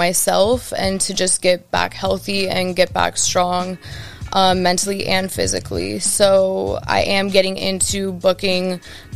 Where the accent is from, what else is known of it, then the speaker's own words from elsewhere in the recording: Los Angeles, California, United States; I'm from Woodland Hills, California